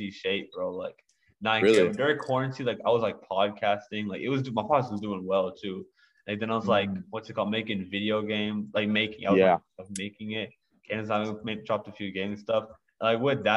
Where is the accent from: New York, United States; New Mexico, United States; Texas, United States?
Texas, United States; also born or lived in New Jersey; I was born in New Jersey. Yes, sir. And then from there, like, I've lived like the last like what 12 years in Texas